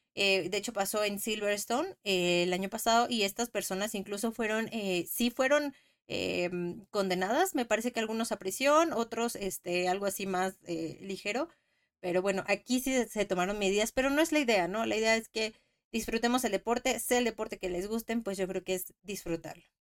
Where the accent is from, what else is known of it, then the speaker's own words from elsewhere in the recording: Mexico; soy mexicana